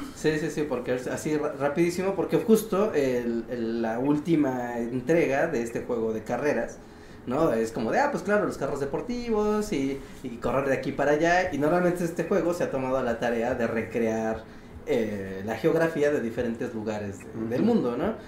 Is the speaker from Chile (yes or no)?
no; Mexico City, Mexico; siendo chilango